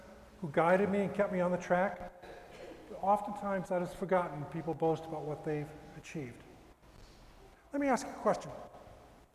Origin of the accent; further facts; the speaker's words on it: New York area, United States; I'm from the New York area